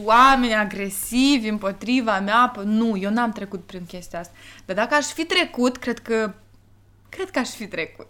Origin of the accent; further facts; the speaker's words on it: Moldova; eu sunt moldoveancă